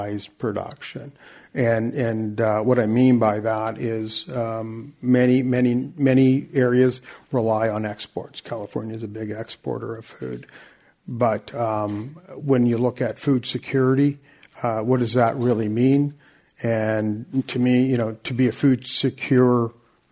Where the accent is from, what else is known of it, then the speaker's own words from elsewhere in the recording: Vancouver, British Columbia, Canada; I'm from Vancouver